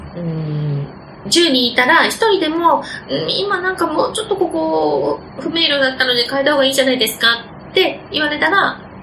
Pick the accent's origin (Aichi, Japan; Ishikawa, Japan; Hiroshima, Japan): Aichi, Japan; Nagoya; accent: Nagoya dialect; 私は本当にひどい名古屋弁でしたし